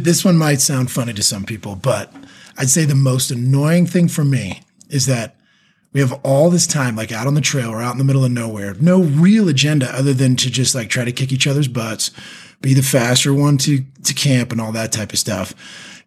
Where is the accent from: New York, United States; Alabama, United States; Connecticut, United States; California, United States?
California, United States; being a Californian, and a Californian teacher